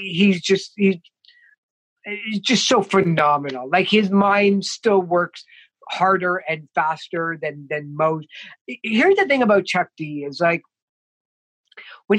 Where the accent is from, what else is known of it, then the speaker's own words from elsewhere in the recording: Toronto, Ontario, Canada; growing up in Toronto, like I grew up in the Jane and Finch area, as a kid